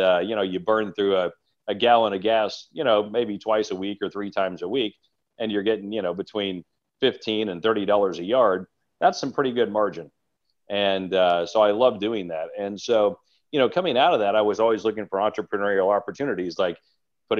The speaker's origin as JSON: {"language": "English", "region": "Southern Illinois", "country": "United States", "tie": "born or raised there", "moved": "yes", "lives_now": "Nashville, United States", "said": "My journey started in Southern Illinois. Son of a local banker, and they still live back in my hometown"}